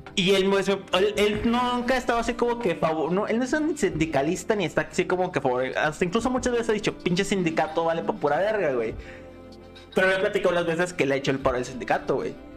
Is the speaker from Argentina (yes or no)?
no; Mexico; nosotros como mexicanos, güey, nuestra idiosincrasia